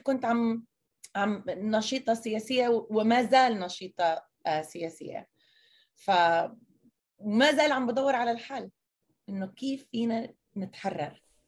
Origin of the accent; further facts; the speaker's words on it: United States; first language Arabic; فلسطينية مواليد أمريكا عايشة بالشتات لغتي الثانية كانت إنجليزي